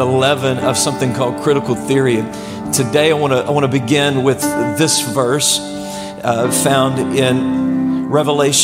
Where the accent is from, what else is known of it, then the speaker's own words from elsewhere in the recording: Blytheville, Arkansas, United States; now in Venice, United States; I grew up in a city called Blytheville, Arkansas